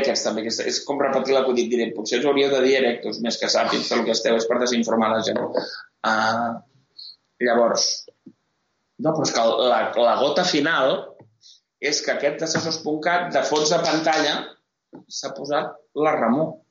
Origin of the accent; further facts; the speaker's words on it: Catalonia, Spain; sóc català, per tant no sóc espanyol.